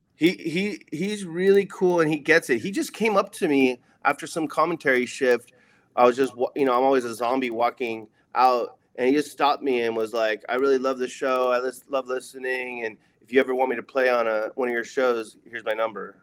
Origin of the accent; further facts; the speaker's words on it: Oceanside, California, United States; moved away as an adult; also born or lived in Las Vegas, Nevada; my hometown casino, Ocean's Eleven